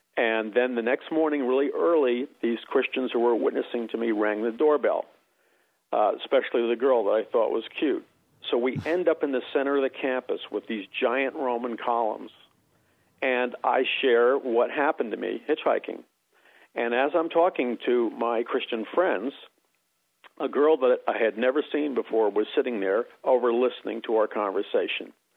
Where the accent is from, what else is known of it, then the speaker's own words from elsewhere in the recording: New York City, New York, United States; moved away; also born or lived in Missouri; I grew up in New York City